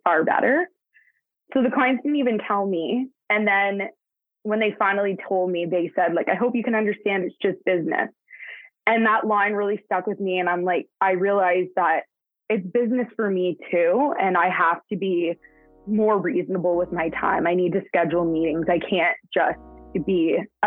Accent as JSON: {"language": "English", "town": "Hamilton", "region": "Ontario", "country": "Canada", "tie": "born or raised there", "lives_now": "Brantford, Canada", "said": "I was born and raised in Hamilton, Ontario."}